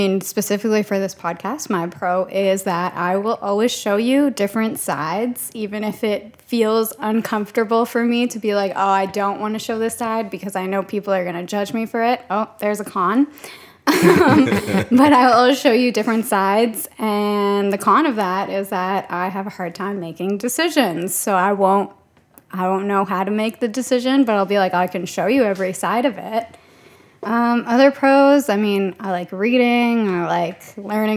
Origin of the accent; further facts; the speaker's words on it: Guyana; Is it a pro or con to be Guyanese?